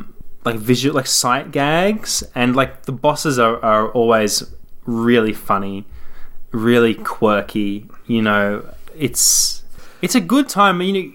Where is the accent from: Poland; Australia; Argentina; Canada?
Australia; Yeah, so it seems that we give off this air of being anything other than Australian, which is bizarre because this is the Game Life Balance Australia.